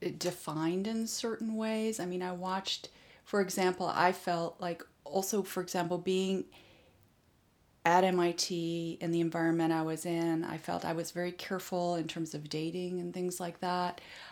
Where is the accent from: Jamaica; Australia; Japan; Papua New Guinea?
Japan; Well, my father, being a diplomat, my parents spent over 15 years in Japan. I grew up actually in Japan, so I understand the Japanese culture very well.